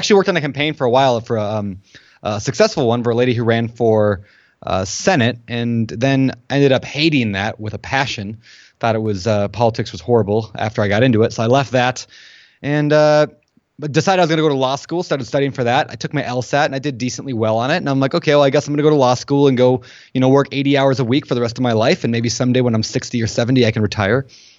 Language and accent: English; Minnesota, United States; moved away as an adult; also born or lived in Colorado; So I was born in Minnesota, grew up there, left as quickly as I could in college. I couldn't handle the snow or the mosquitoes, so I moved out to the West Coast.